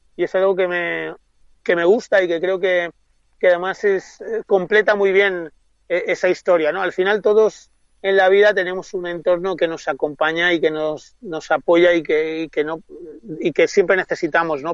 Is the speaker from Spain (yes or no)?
yes; Mallorca, Balearic Islands, Spain; mi tierra